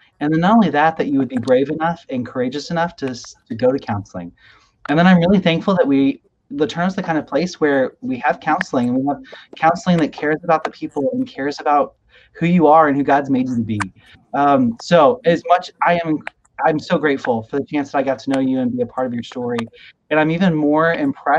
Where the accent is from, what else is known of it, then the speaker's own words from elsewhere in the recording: Nairobi, Kenya; moved away; I grew up not far from you in Nairobi, Kenya